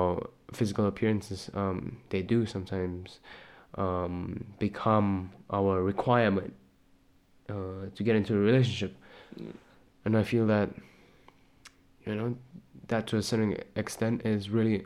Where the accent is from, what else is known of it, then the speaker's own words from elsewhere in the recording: Malaysia; now in Czech Republic; I'm originally from Malaysia